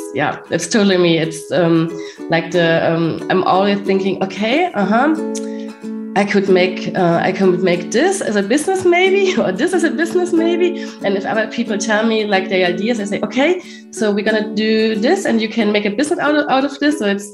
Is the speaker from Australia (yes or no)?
no; Germany; I'm from Germany.